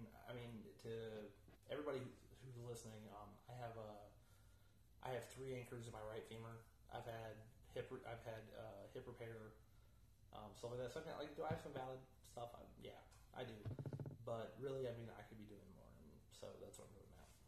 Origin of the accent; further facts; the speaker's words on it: Fayetteville, North Carolina, United States; my hometown of Fayetteville, mm-hmm. North